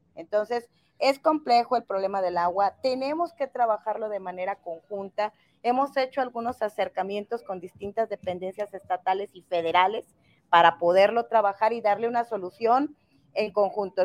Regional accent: Tonalá, Jalisco, Mexico; also born or lived in Mexico City; yo nací por casualidad en la Ciudad de México, he vivido toda mi vida prácticamente aquí en Tonalá

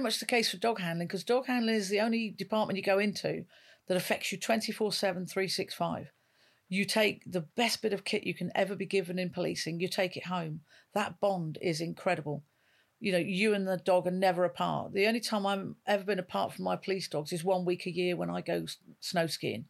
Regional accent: North West England, United Kingdom; moved away as an adult; now in London, United Kingdom; Originally, I moved from the northwest all the way down to London at the time in 1983, all those years ago.

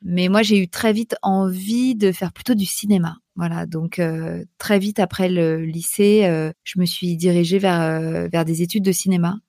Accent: Paris, Île-de-France, France; also born or lived in New York; je suis parisienne

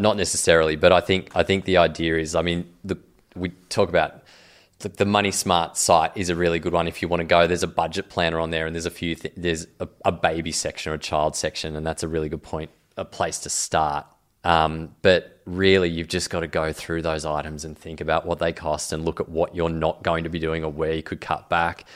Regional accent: Grafton, New South Wales, Australia; I grew up in Grafton

